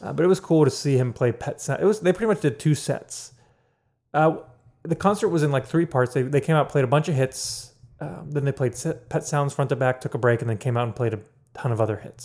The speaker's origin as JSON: {"language": "English", "town": "Pittsburgh", "region": "Pennsylvania", "country": "United States", "said": "I'm from Pittsburgh"}